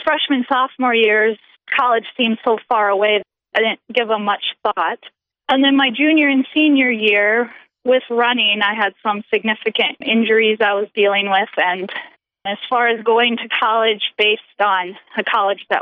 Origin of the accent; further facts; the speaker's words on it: Orange City, Iowa, United States; now in Rapid City, United States; I grew up in Orange City, Iowa, which is just about 12 miles from Sioux Center where Dort is